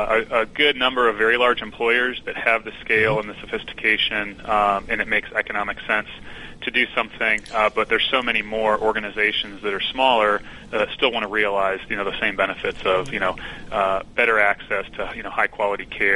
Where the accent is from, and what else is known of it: Midwest, United States